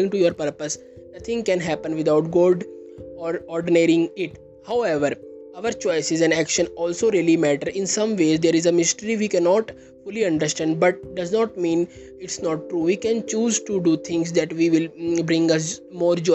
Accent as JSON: {"language": "English", "country": "India", "said": "I am from India."}